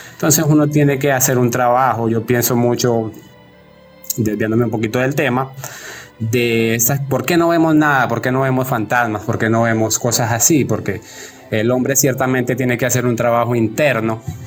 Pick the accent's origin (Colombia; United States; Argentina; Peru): Colombia; moved away as an adult; now in Ecuador; yo soy colombiano, eh, pero vivo aquí en Ecuador desde hace unos ocho años.